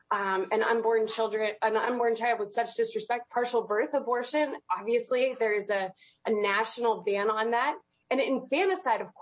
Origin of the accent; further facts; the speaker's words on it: Pennsylvania, United States; I'm personally from Pennsylvania